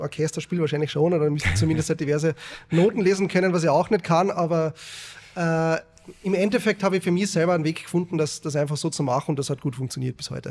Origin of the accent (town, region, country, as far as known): Carinthia, Austria; born or raised there